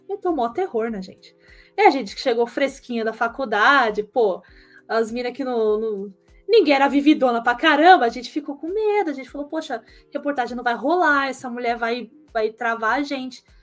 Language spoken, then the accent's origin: Portuguese; São Caetano do Sul, São Paulo, Brazil; eu sou de São Caetano do Sul, é colado com São Paulo.